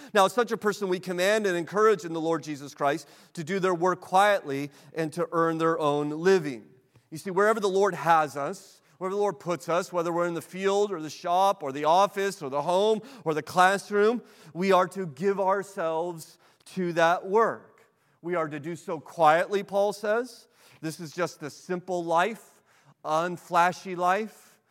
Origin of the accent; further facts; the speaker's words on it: United States; as an American